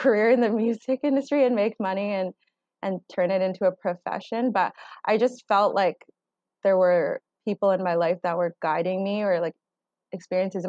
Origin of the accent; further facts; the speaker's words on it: Surrey, British Columbia, Canada; also born or lived in Vancouver; So I grew up in Surrey, British Columbia. I was born in Vancouver